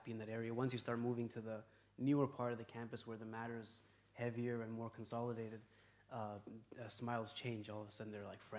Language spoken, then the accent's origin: English; Toronto, Ontario, Canada; I was born in Toronto. I grew up as a typical kind of, you know, Westerner.